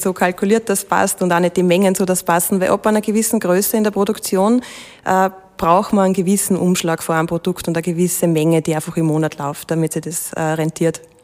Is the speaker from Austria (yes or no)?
yes; Waldviertel, Lower Austria, Austria; ich bin natürlich da äh, aufgewachsen und das ist meine Heimatregion